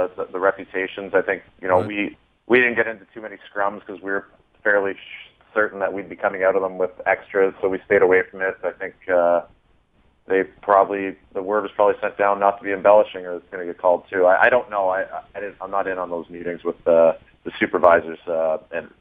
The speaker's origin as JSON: {"language": "English", "town": "Toronto", "region": "Ontario", "country": "Canada", "tie": "born or raised there", "moved": "yes", "said": "I'm from Toronto"}